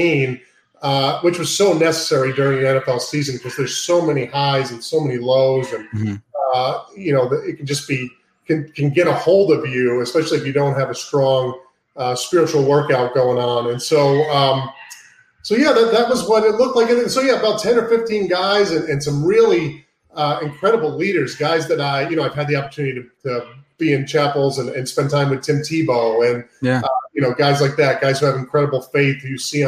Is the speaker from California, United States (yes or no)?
no; Cape Cod, Massachusetts, United States; also born or lived in Brooklyn, New York; I'm from Brooklyn, New York, originally. My family's from Brooklyn. My entire family's from New York, the New York area, New York City area. And so I grew up a Jets fan, but I grew up in Cape Cod, Massachusetts. My dad moved us up to Cape Cod when I was 2 or 3 years old.